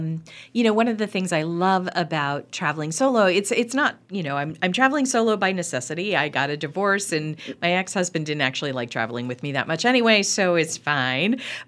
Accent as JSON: {"language": "English", "region": "Pennsylvania", "country": "United States", "said": "And I said, oh, now I'm from Pennsylvania originally."}